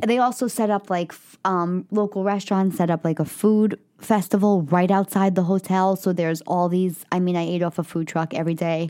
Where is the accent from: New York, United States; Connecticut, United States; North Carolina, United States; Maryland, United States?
New York, United States; New York City; I'm a kid from the Bronx